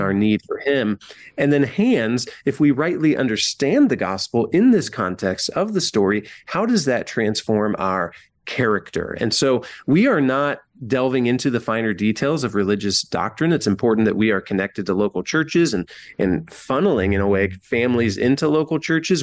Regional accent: rural Northwest Ohio, United States; now in Columbus, United States; in my hometown, I don't live there anymore. I live in Columbus, Ohio. But in small rural Northwest Ohio

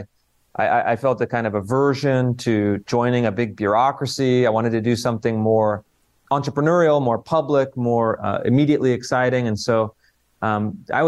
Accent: Sacramento, California, United States; moved away as an adult; also born or lived in Washington, D.C.; I was growing up in Sacramento, kind of outer suburb of Sacramento.

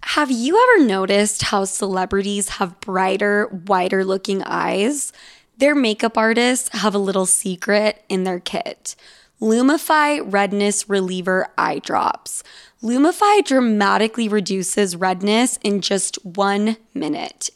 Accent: Utah, United States; now in New York, United States; two gals from Utah here in New York

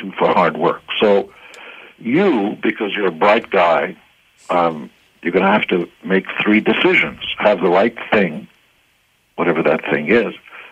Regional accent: Israel; English is a second language; moved away; I wasn't born in the States or Canada. I come from Israel, and I had to learn how to speak English. English was my third or fourth language.

